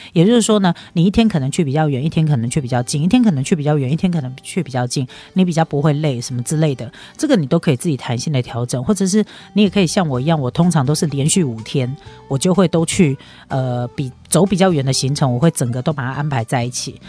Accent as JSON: {"language": "Chinese", "country": "Taiwan", "said": "就以我们台湾人来说"}